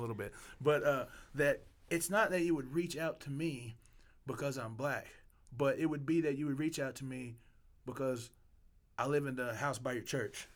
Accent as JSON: {"language": "English", "region": "Arkansas", "country": "United States", "said": "I'm from Arkansas."}